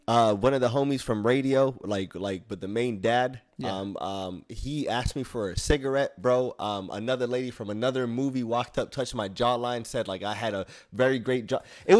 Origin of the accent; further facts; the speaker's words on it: Somalia; I'm Somalian, bro. I'm from East Africa. I got some Yemen blood in me from like the Middle East, but other than that, like I was born made in Africa.